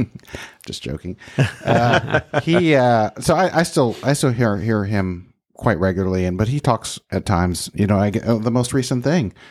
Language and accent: English; Texas, United States; I'm from Texas